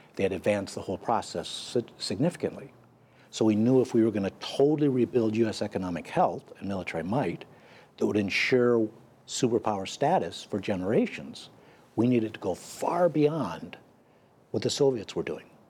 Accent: United States; I'm an American

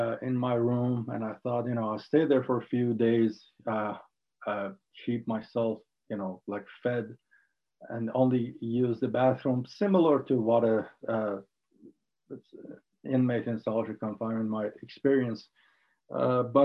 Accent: Ahvaz, Khuzestan, Iran; English is a second language; moved away; also born or lived in Tehran; I grew up in Ahvaz in south of Iran during the Iran-Iraq war

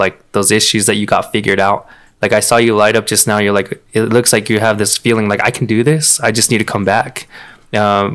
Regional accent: Peña, Seaside, New Mexico, United States; I grew up in Peña. I grew up in Seaside

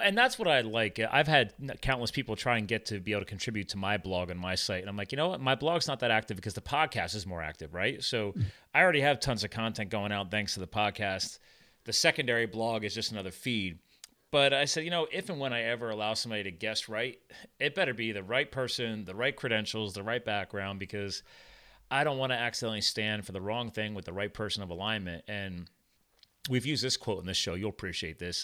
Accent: Flemington, New Jersey, United States; moved away; I grew up in a farm. I, I was born in Flemington, New Jersey. My dad had a dairy farm

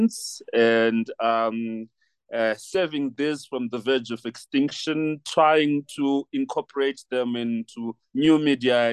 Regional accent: Harare, Zimbabwe; now in Lesotho; I was born in Harare, and I consider myself a Zimbabwean first and foremost. Like culturally, I'm Zimbabwean.

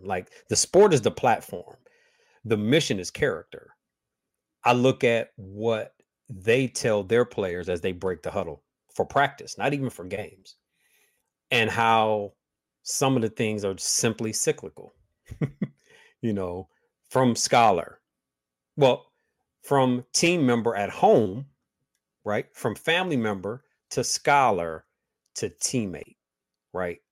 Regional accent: Midwest, United States; all my family's from Huntsville, Alabama, um, and so I was raised in the Midwest with southern with very very very southern values.

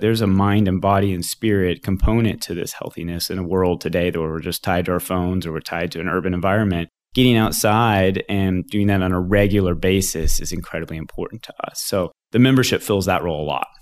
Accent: the Ozarks, Missouri, United States; also born or lived in New York City; my background is I grew up here in the Ozarks. I, uh, little tiny town of nine hundred people just across the border in Missouri, actually, is where I grew up

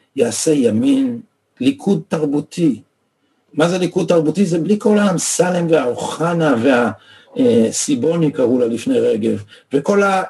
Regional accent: Israel; אנחנו גדלנו פה

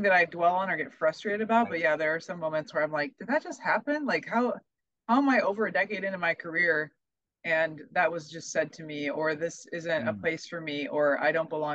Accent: Omaha, Nebraska, United States; I'm from Omaha

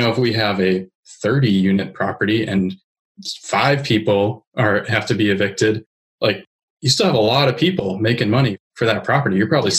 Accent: New Hampshire, United States; I'm from New Hampshire. It's not, you know, as we said, it's like an hour from here.

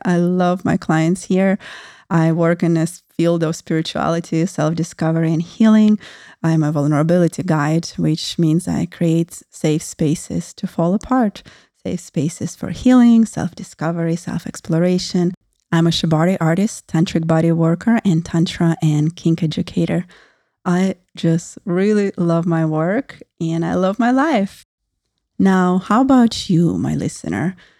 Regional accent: Russia; moved away; I grew up in Russia, actually in post-Soviet Russia

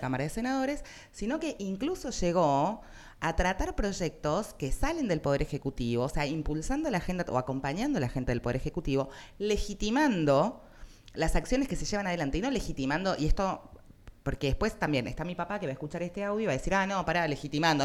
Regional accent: Argentina; somos argentinos

